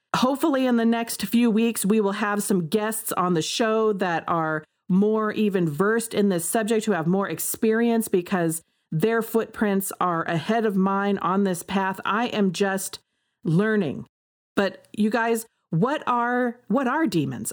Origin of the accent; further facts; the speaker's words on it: United States; I am an American